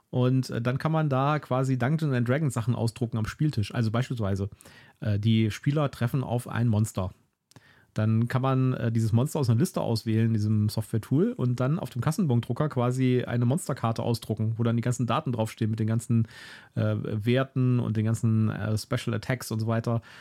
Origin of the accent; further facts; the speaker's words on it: Germany; als Deutscher irgendwie ein bisschen aufgeschmissen